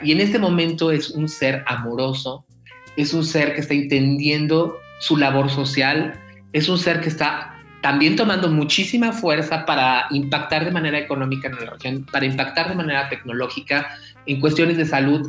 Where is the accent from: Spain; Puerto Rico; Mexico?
Mexico; somos más allá de mexicanos